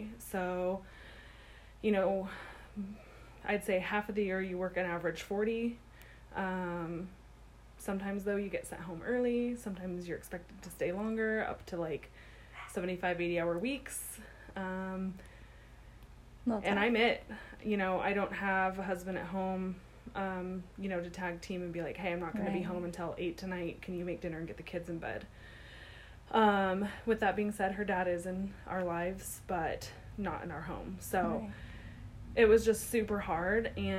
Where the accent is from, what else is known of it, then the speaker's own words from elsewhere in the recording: Washington, District of Columbia, United States; born there; also born or lived in Virginia; My dad was in the military when I was born, so we lived over on the East Coast in Virginia. I was born in Washington, D.C. at the Walter Reed Army M